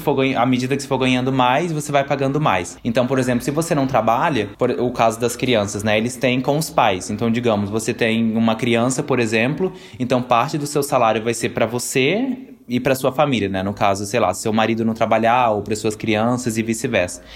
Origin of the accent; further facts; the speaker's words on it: Brazil; moved away as an adult; now in Austria; quando eu saí do Brasil. Eu tinha o quê? 20 anos